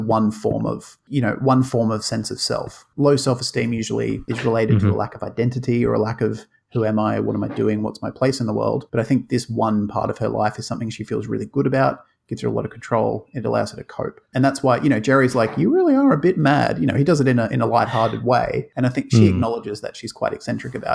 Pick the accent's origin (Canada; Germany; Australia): Australia; a terrible accent from an Aussie